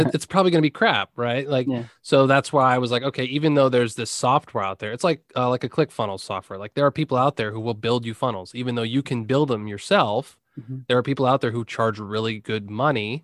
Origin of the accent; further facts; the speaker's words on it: Pennsylvania, United States; also born or lived in Blacksburg, Virginia; we're both from Pennsylvania, but we moved uh, down to Virginia